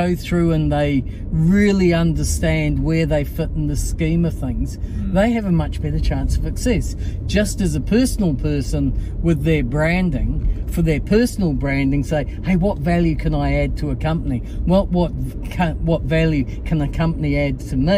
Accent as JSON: {"language": "English", "region": "Auckland", "country": "New Zealand", "tie": "born or raised there", "said": "where I grew up in Maringi Bay, which is really super. Went to Rangitoto College and Auckland University."}